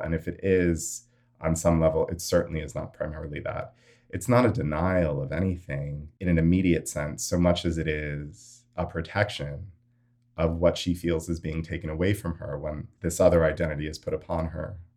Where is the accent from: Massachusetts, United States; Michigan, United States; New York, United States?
New York, United States; New York City; as a U S American, born and raised in New York City